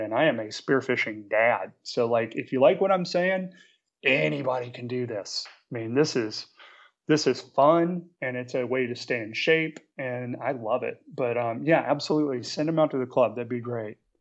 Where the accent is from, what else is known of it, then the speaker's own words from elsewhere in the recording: New Orleans, Louisiana, United States; also born or lived in Charlotte, North Carolina; now in Marina del Rey, United States; I grew up in New Orleans